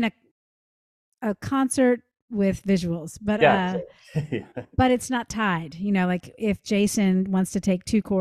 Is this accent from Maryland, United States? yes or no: yes; Silver Spring, Maryland, United States; I was raised in Silver Spring, Maryland